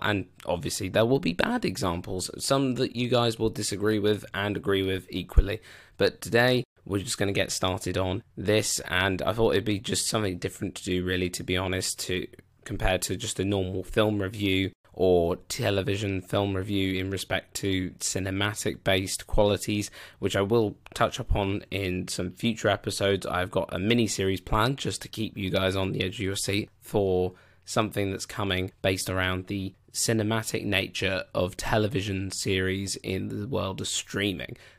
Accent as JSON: {"language": "English", "country": "United Kingdom", "said": "I'm a Brit"}